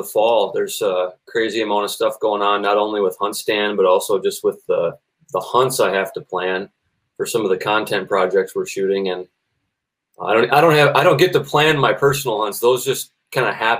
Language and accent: English; Minnesota, United States; I'm from Minnesota